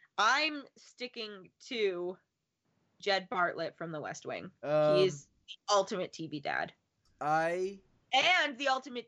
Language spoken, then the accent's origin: English; Canada; I'm from Canada.